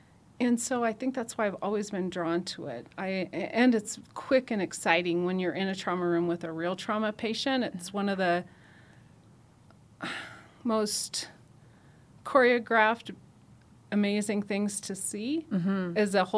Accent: Nebraska, United States; I'm from Nebraska. Mm-hmm. And I grew up outside of a town of 250.

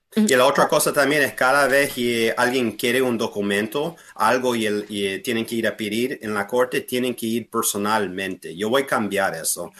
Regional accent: Fairfax County, Virginia, United States; also born or lived in Harrisonburg, Virginia / Harrisburg, Pennsylvania; Yo soy nacido aquí en Fairfax County, ah, fui a todas las escuelas públicas de Fairfax County

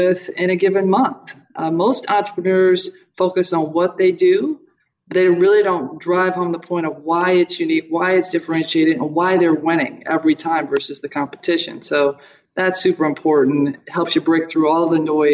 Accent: Toledo, Ohio, United States; I was born in Toledo, Ohio, Buckeye State

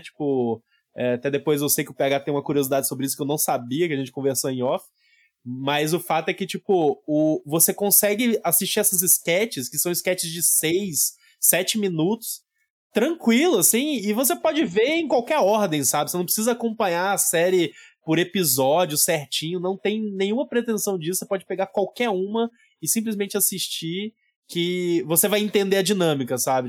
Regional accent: Goiânia, Goiás, Brazil; eu morando em Goiânia

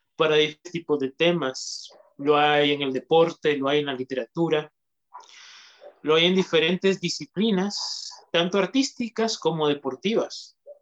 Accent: Honduras; aquí en mi país, en lo que es Honduras

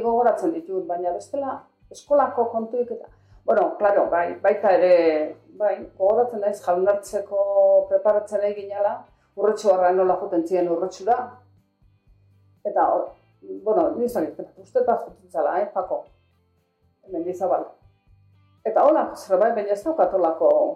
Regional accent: Zumarraga, Basque Country, Spain; San Gregorio frenten, hor jaio, jaio ginen hor bai

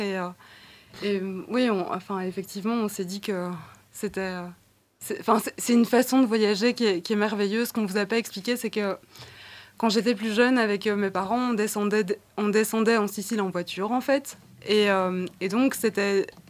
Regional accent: Brussels, Brussels-Capital Region, Belgium; je suis née à Bruxelles

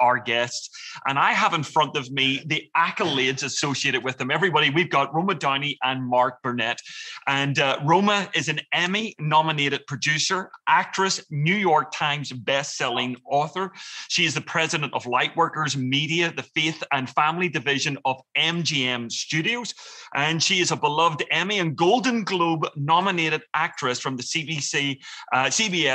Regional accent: Ireland; now in United States; as an Irishman living in America

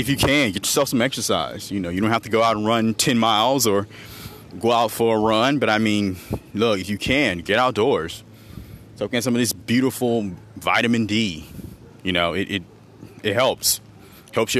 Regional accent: Montgomery, Alabama, United States; here in my hometown of Montgomery, Alabama

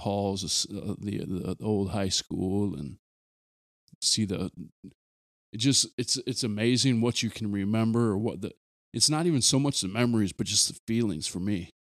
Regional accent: Aberdeen, South Dakota, United States; moved away; someone like me who's detached from my hometown now

